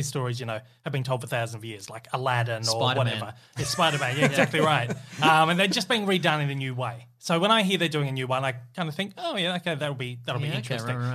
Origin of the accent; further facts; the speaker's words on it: Australia; particularly as an Australian, someone from Australia